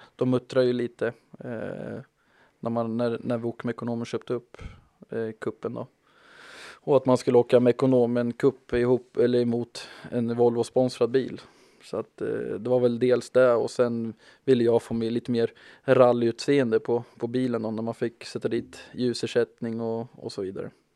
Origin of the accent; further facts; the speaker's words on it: Malmköping, Södermanland, Sweden; moved away; also born or lived in Stockholm; jag är från Manköping ifrån början